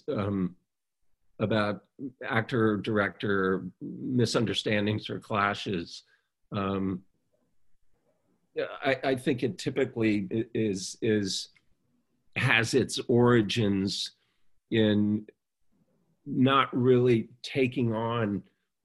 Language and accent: English; Baton Rouge, Louisiana, United States; when I was younger and growing up in Baton Rouge and starting to make films